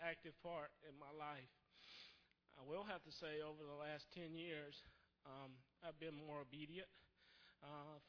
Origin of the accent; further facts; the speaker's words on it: South Carolina, United States; also born or lived in Roanoke, Virginia; now in Richmond, United States; He lives in South Carolina, where we're originally from